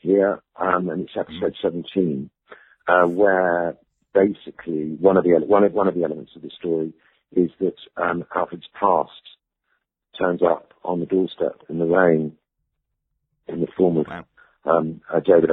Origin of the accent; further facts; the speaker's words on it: Ibiza, Balearic Islands, Spain; moved away; also born or lived in London; I grew up in Ibiza